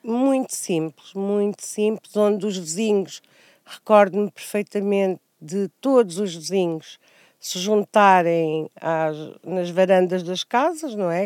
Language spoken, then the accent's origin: Portuguese; Angoche, Nampula, Mozambique; Nasci em António Enes, um, era, era uma cidade muito pequena, uh, cresci, cresci a brincar uh, na terra